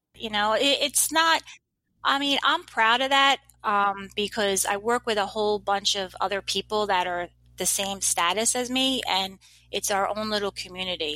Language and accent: English; New Jersey, United States; I'm from New Jersey.